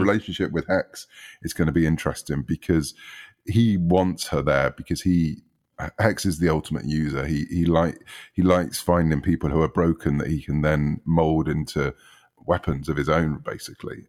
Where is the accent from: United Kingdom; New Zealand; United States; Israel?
United Kingdom; growing up in the U K, as people might gather from my accent